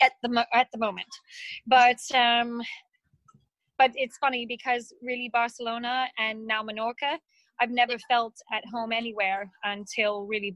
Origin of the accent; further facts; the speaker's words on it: Pennsylvania, United States; born there; Born in Pennsylvania, very close to Pittsburgh in Pennsylvania. But my parents worked for an international charity and we traveled a lot.